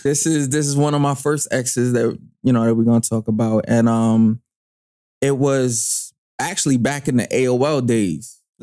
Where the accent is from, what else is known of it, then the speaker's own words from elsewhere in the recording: New York City, New York, United States; born and raised in Brooklyn.